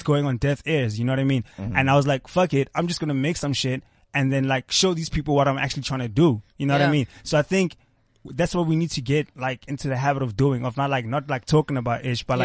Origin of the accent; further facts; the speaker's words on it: Pretoria, Gauteng, South Africa; now in Johannesburg, South Africa; I'm from Pretoria.